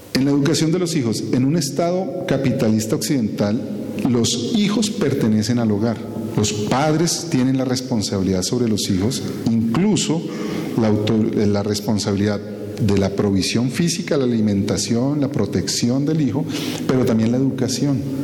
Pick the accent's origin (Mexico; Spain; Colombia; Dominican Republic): Colombia; como ciudadanos colombianos